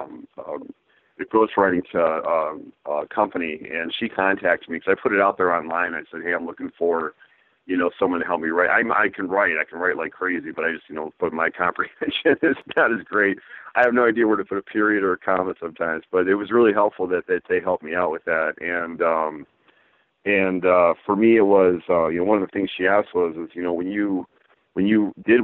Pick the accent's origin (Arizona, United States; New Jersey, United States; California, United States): California, United States; San Diego; moved away as an adult; now in Michigan, United States; I grew up in San Diego, so, I love the heat